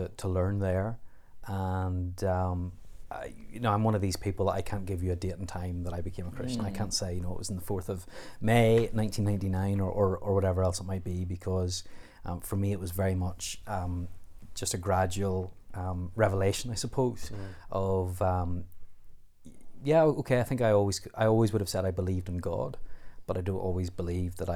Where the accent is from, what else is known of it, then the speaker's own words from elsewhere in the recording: Coleraine, Northern Ireland, United Kingdom; also born or lived in Ballymoney; I was born in Ballymoney and grew up just outside Coleraine in a little place called Ballyrosheen